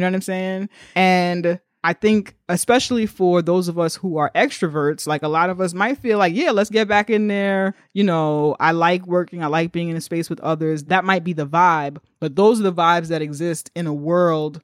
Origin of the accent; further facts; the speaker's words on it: New York, United States; as a New Yorker